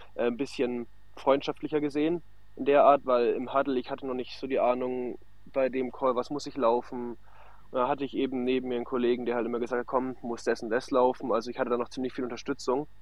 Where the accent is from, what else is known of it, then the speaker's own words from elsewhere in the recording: near Nuremberg, Bavaria, Germany; ich komme aus der Nähe von Nürnberg